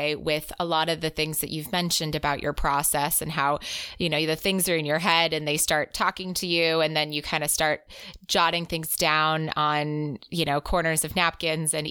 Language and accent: English; United States; as an American